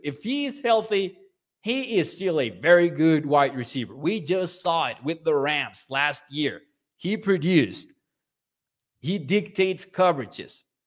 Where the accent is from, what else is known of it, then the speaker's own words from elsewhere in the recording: Mexico; I'm from Mexico